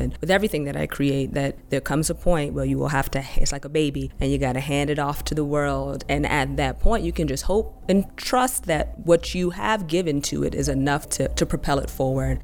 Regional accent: New York City, New York, United States; I'm from Harlem

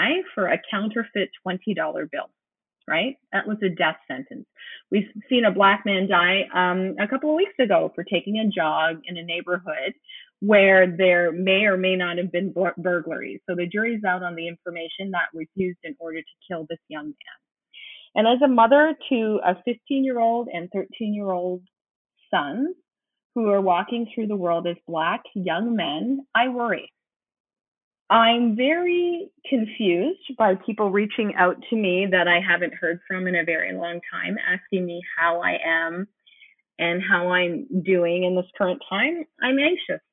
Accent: Canada; also born or lived in Windsor, Ontario; I am a Canadian and I live very close to America. So I live on the border of America, right in Canada, in a town called Windsor

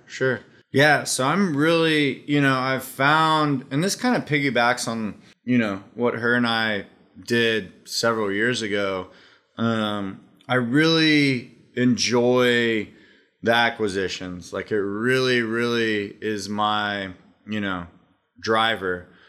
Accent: Austin, Texas, United States; Austin, Texas. Grew up in Austin.

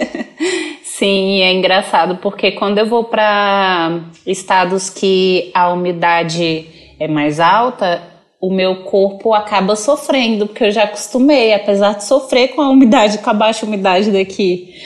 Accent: Brasília, Federal District, Brazil; Eu sou daqui de Brasília, nascida e criada aqui no Distrito Federal.

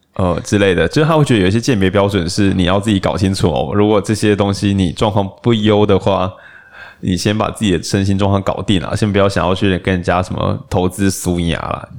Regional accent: Lukang, Changhua County, Taiwan; 我老家鹿港

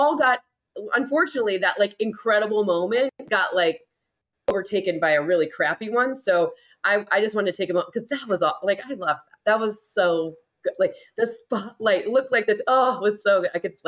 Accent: Midwest, United States; I'm not from here. I didn't make this infrastructure. I'm from the Midwest. I'm a hardy soul.

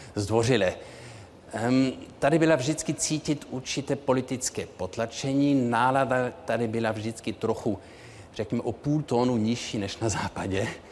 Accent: Munich, Bavaria, Germany; moved away; Ano, tak já jsem měl ve svém dětství tři jazyky. Eh, vyrostl jsem v Mnichově, takže Němčina byla jazyk mého, eh, životního prostředí.

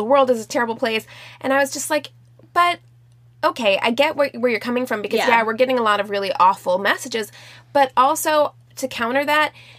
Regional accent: Midwest, United States; I'm from the Midwest

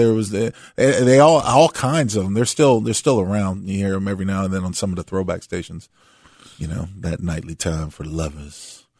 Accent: San Diego, California, United States; I had this, growing up in San Diego, I think it was 92.5.

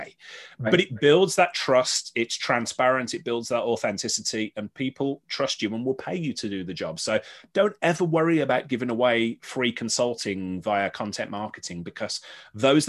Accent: Birmingham, West Midlands, United Kingdom; moved away; I sort of did this back in Birmingham. I did a lot of my hometown in the West Midlands, where I was brought up

